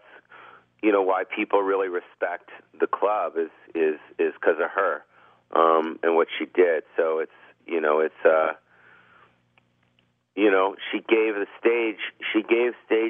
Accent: Beverly Hills, California, United States; I was born and raised in California my whole life

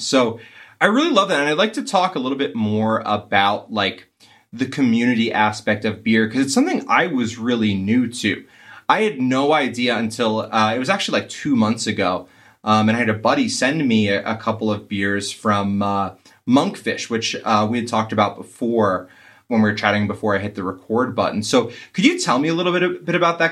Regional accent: East Coast, United States; also born or lived in New England; Growing up on the East Coast and spending time in, uh, New England

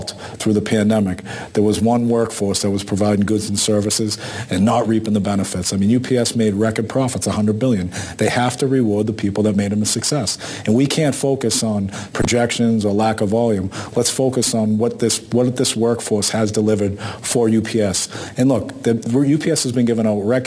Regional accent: Boston, Massachusetts, United States; our neighborhoods that we grew up in Boston

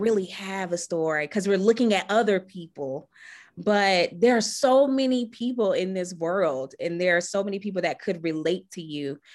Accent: Charlotte, North Carolina, United States; I'm from Charlotte, North Carolina

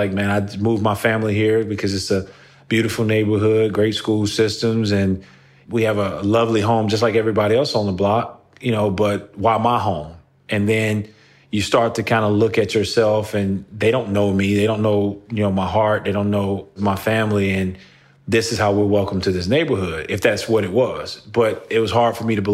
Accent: Moss Point, Mississippi, United States; moved away; I grew up in Moss Point, Mississippi, a really small town on the Gulf Coast of Mississippi

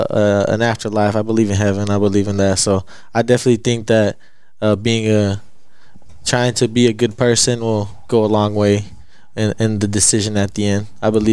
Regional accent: United States; I'm from a little small town in the northern panhandle. Mm-hmm. 9,000 people.

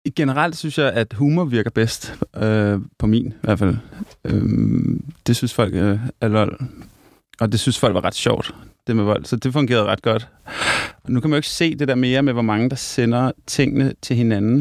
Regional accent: Hørsholm, Capital Region of Denmark, Denmark; Jeg er vokset op i en by nord for København, der hedder Hørsholm

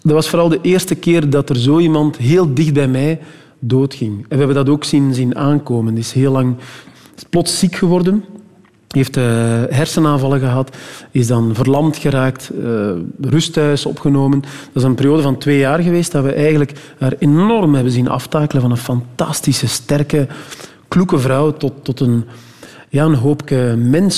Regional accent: Meetjesland, Flanders, Belgium; bij ons in het Meetjesland

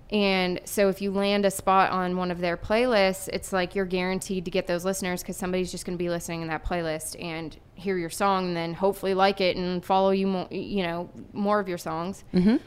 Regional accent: Erie, Pennsylvania, United States; moved away; I'm from Erie, Pennsylvania. So, this is a hometown show for me

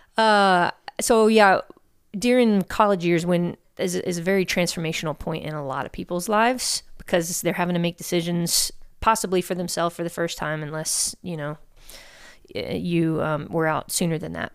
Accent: Houston, Texas, United States; born and raised here in Houston

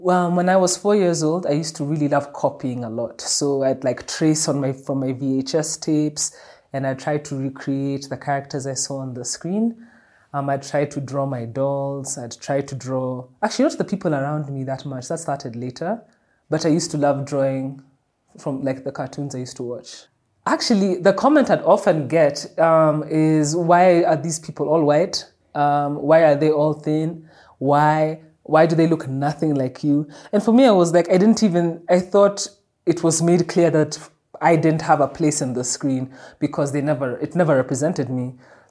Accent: Dublin, Leinster, Ireland; I remember even when I was growing up in Dublin, they used to have this school magazine.

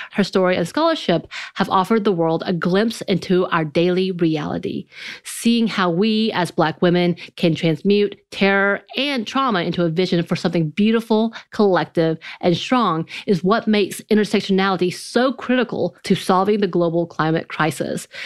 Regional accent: the South, United States; growing up in the South, uh, in a very country and rural area

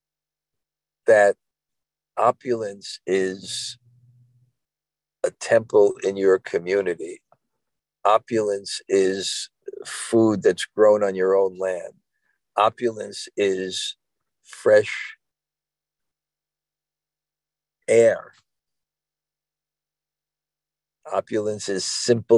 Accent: New York City, New York, United States; I'm from Brooklyn

